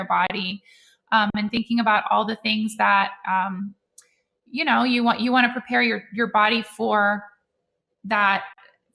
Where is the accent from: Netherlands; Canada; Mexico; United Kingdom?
Netherlands; moved away; I grew up in Holland and we ate liverwurst